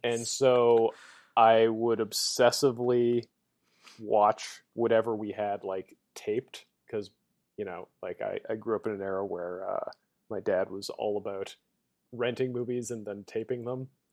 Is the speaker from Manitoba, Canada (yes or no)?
yes; Winnipeg, Manitoba, Canada; moved away; back in my hometown of Winnipeg